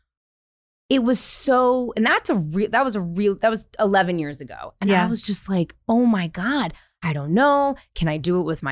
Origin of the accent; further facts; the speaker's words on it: Marin County, California, United States; I grew up in Marin County